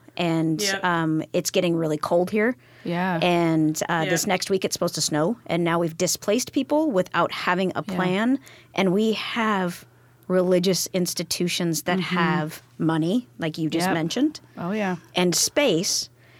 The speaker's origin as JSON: {"language": "English", "town": "Molalla", "region": "Oregon", "country": "United States", "lives_now": "Tacoma, United States", "said": "So I'm originally from a really small town outside of Portland called Molalla."}